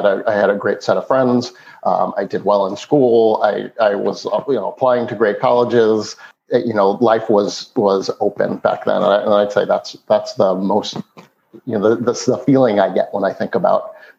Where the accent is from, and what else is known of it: East Meadow, New York, United States; born or raised there